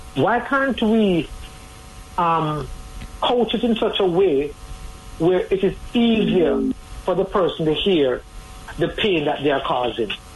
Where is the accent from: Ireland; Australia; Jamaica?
Jamaica; as a Jamaican society